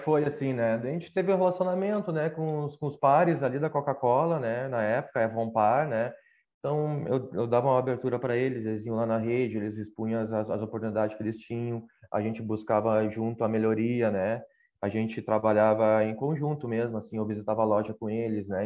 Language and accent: Portuguese; Canoas, Rio Grande do Sul, Brazil; moved away as an adult; also born or lived in Porto Alegre; now in Pelotas, Brazil; sou natural lá de Canoas, né? Faz quatro anos que eu moro em Pelotas